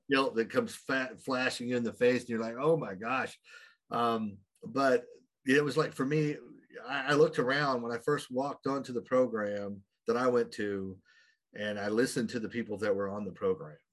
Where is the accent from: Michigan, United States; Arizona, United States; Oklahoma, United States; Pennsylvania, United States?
Oklahoma, United States; I grew up in a very small town in Oklahoma, which is way over here in the United States